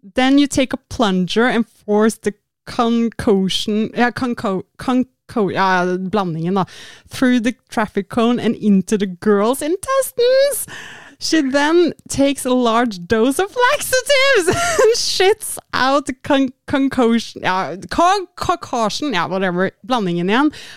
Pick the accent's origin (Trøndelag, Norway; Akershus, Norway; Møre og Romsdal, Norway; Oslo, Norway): Oslo, Norway; born or raised there